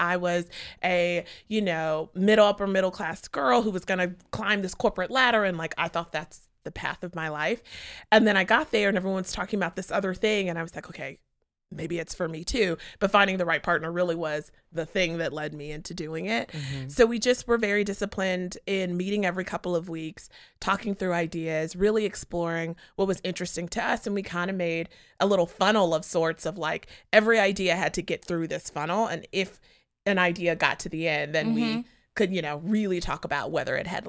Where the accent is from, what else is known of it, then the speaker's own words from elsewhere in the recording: Charlotte, North Carolina, United States; So I also grew up performing. I grew up in Charlotte, North Carolina.